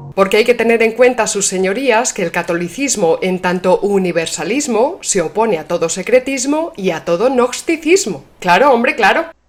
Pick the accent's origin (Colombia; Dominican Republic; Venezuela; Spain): Spain; somos los españoles de a pie